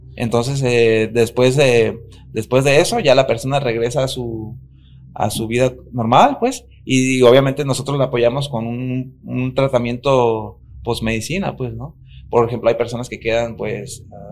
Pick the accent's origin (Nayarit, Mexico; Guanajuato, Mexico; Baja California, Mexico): Nayarit, Mexico; la cultura de, de donde yo vengo, que es Nayarit